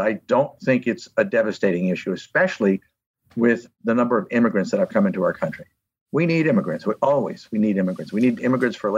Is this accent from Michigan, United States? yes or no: no; Connecticut, United States; moved away; also born or lived in Long Beach, California; I was from Connecticut. I thought everybody was Italian and Polish